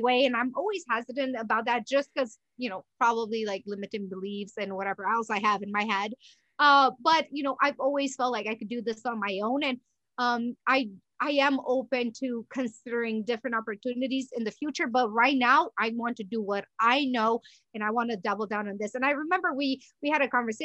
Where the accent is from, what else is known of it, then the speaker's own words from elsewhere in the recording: Romania; now in United States; I was born in Romania, moved to US. It's been approximately 18 years